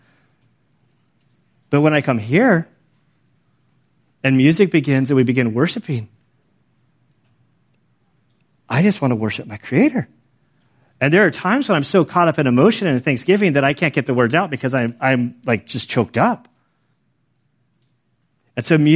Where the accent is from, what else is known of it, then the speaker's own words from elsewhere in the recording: United States; moved away; growing up in Lake Tahoe, going back there all the time